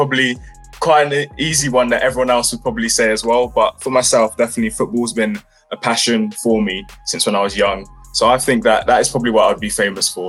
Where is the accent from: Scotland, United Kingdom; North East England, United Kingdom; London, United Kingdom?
London, United Kingdom; I grew up in West London around Ealing, Acton area, and it was quite fairly chilled